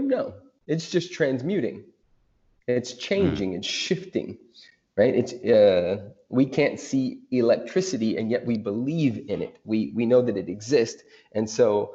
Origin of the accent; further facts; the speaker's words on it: United States; I'm American, but of course I'm Afro-amazing